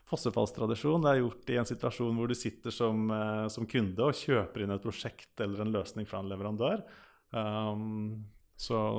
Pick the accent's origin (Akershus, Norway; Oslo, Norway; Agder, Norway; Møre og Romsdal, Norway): Akershus, Norway; der jeg kommer fra, så har du Høland og Setskog E-verk.